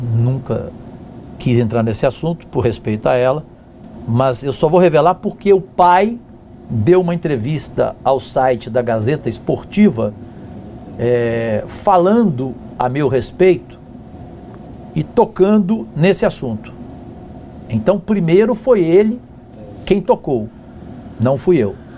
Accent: Cajuru, São Paulo, Brazil; a cidade de Cajuru, onde eu nasci, no interior de São Paulo

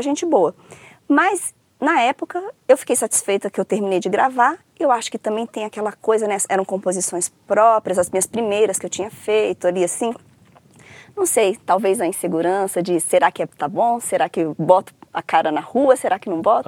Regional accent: Brasília, Federal District, Brazil; also born or lived in Rio de Janeiro / São Paulo / Viçosa; eu falo que eu sou de Brasília porque eu vim para Brasília com três anos de idade

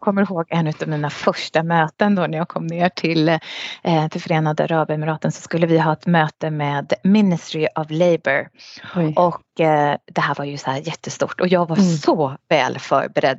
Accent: Sweden; moved away as an adult; now in United Arab Emirates; jag kom från Sverige

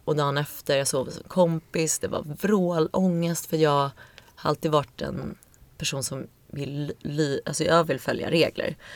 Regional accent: Stockholm, Stockholm County, Sweden; also born or lived in New York; Jag är uppvuxen i Vasastan

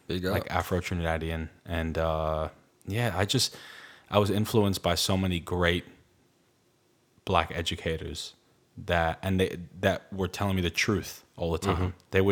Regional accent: Brooklyn, New York, United States; Yeah, as Latino in the States, you're lumped in with the Black youth, as you just said. And I went to predominantly Black schools.

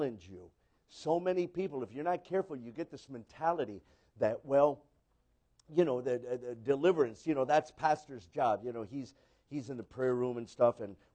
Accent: San Diego, California, United States; I was born in San Diego. You know, California.

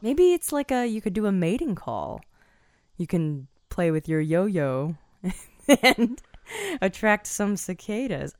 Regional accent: Washington, District of Columbia, United States; when I grew up in the Washington metropolitan D C

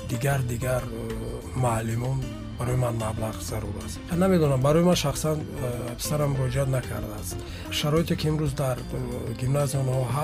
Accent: Joybodon, Districts of Republican Subordination, Tajikistan; born there; ман як нуктаро бояд бигӯям ки соли 1973 дар ҷумҳурии тоҷикистон буд ба дунё омадам

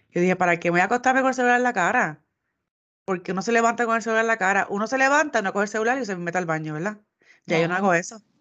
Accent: Puerto Rico; somos los puertorriqueños.

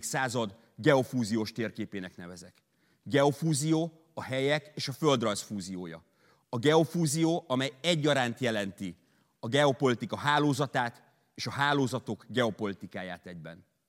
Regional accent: Hungary; Magyarországról, egy magyar geográfusként

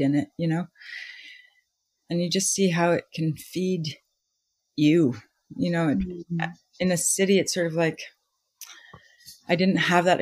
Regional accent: Winnipeg, Manitoba, Canada; also born or lived in Vancouver; now in Salt Spring Island, Canada; I grew up in Winnipeg and we had a cottage

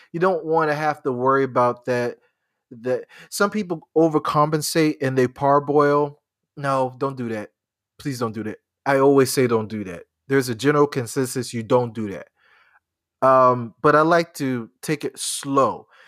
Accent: Charleston, South Carolina, United States; I grew up in Charleston. I know this. I know this people. I, I, I grew up here

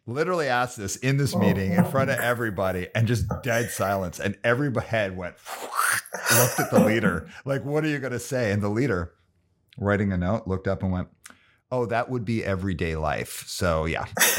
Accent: Calgary, Alberta, Canada; And I grew up in Calgary, Alberta in the 70s and 80s.

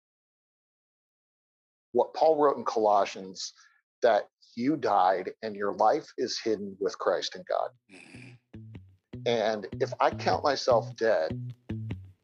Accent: Kansas, United States; moved away as an adult; also born or lived in Northwest Iowa; now in St. Louis, United States; I am a lifelong Midwesterner. I grew up in Kansas, went to school in Northwest Iowa, came here to St. Louis in seminary in 1993, and I just stayed put

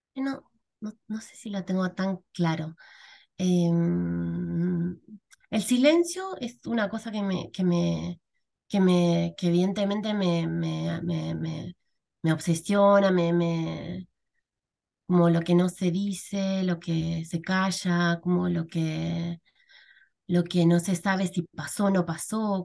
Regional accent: Argentina; moved away as an adult; now in Chile; soy argentina

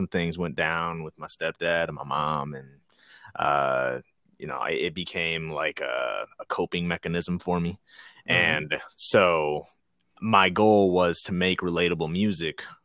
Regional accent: Norwalk, Iowa, United States; I'm from Norwalk

